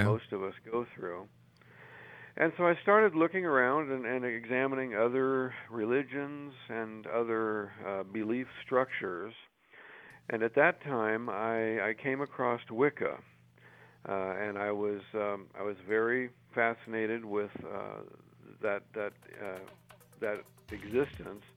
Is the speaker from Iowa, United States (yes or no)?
no; California, United States; I was born and raised in California